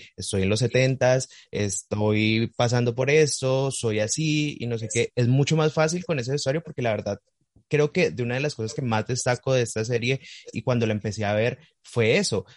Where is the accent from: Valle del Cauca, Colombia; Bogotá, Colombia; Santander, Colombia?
Valle del Cauca, Colombia; Cali; yo soy de Cali, yo estoy aquí